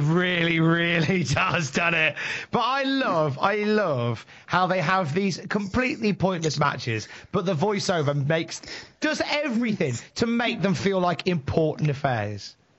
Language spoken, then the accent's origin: English; Worcester, West Midlands, United Kingdom; I am from Worcester in the West Midlands. I am visiting Newcastle.